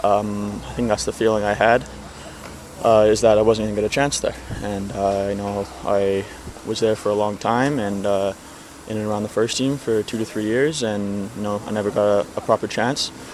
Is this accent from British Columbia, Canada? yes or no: yes; Vancouver, British Columbia, Canada; being a Canadian, playing with Vancouver since, from such a young age